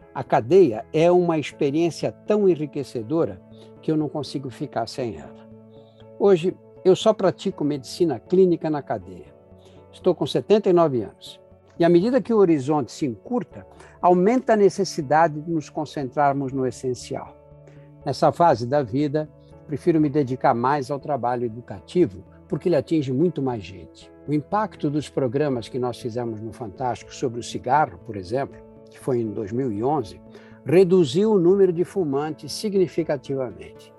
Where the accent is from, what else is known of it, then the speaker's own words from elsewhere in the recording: São Paulo, Brazil; do Brás, o bairro onde eu nasci e cresci